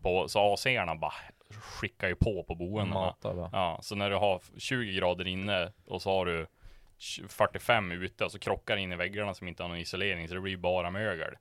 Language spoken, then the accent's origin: Swedish; Sweden; från Sverige